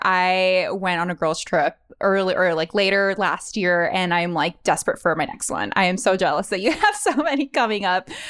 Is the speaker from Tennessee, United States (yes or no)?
no; Honolulu, Hawaii, United States; moved away as an adult; now in San Francisco, United States; growing up in Honolulu, there's not, there's no publishing.